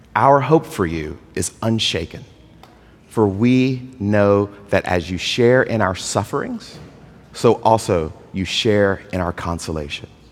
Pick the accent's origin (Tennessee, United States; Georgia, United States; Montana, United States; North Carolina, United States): Georgia, United States; moved away; also born or lived in California; I'm from Georgia.